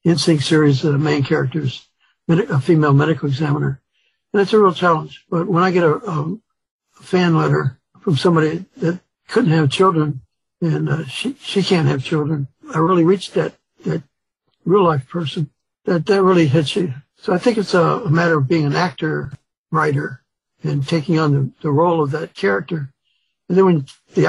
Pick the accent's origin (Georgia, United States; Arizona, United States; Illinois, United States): Illinois, United States; Chicago; also born or lived in Mississippi; having grown up in Chicago